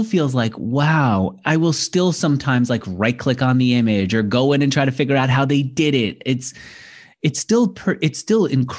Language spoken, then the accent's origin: English; New York, United States; I'm a New Yorker.